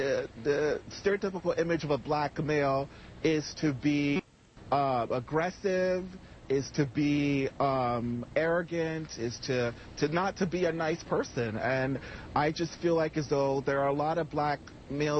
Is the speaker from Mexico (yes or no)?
no; Canada; I'm a Canadian. I'm not an American